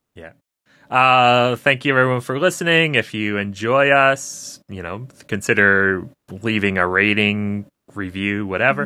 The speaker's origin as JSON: {"language": "English", "country": "United States", "said": "as American viewers"}